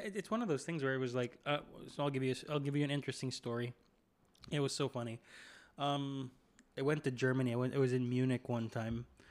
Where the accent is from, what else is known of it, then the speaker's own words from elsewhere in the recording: Philippines; I'm from the Philippines